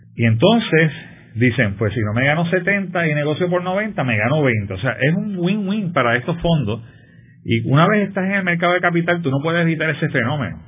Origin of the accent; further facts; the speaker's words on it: Puerto Rico; somos un territorio de los Estados Unidos